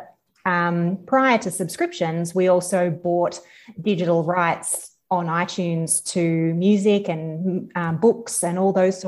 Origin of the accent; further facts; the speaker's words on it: country Victoria, Australia; I'm from country Victoria originally. So, born and bred, just country girl